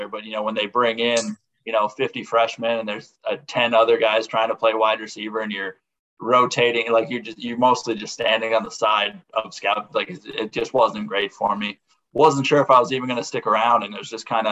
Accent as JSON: {"language": "English", "region": "Minnesota", "country": "United States", "moved": "yes", "lives_now": "Jamestown, United States", "said": "I'm from Minnesota originally, and I was really excited to get back, you know, closer to where I can go hunt with my family."}